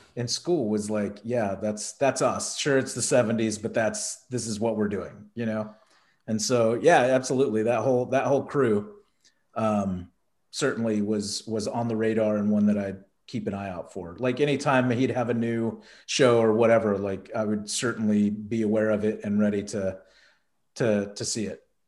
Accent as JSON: {"language": "English", "region": "Texas", "country": "United States", "tie": "born or raised there", "said": "being a kid growing up in Texas"}